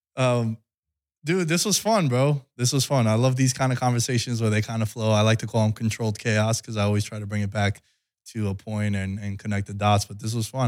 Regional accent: New York, United States; moved away as an adult; now in Las Vegas, United States; grow up in New York

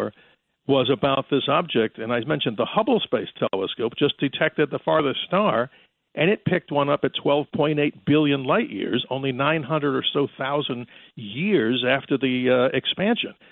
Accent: New York, United States; growing up in New York, listening to WABC

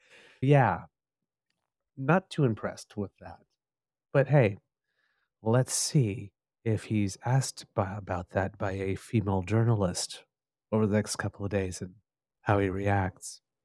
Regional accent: Ottawa, Ontario, Canada; I grew up in Ottawa

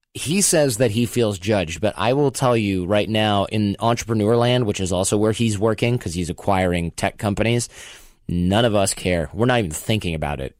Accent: Michigan, United States; moved away; I'm from Michigan myself

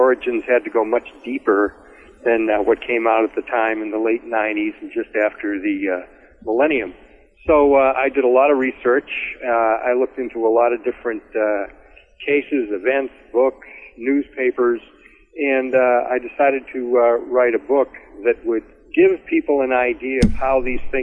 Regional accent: Massachusetts, United States; I grew up Catholic in Massachusetts

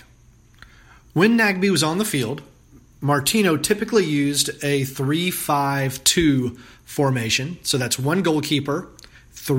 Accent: Mableton, Georgia, United States; also born or lived in North Carolina / Florida / Virginia; I grew up in the Atlanta area in Mableton.

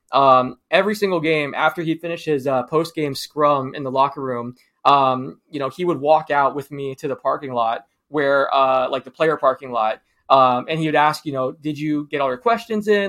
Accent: Florida, United States; I grew up in Florida. I still live here.

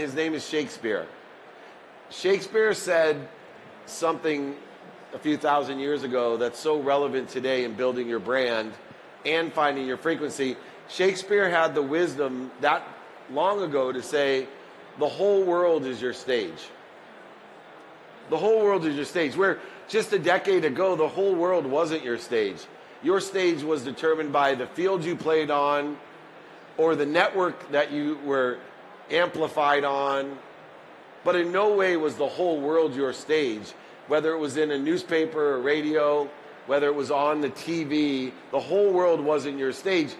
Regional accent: Akron, Ohio, United States; I was born in Akron, Ohio, in the projects

